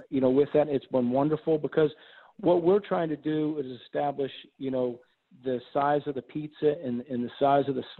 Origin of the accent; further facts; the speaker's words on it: Miami, Florida, United States; moved away as an adult; now in New Orleans, United States; I'm originally from Miami, Florida. That's where, you know, I grew up and went to high school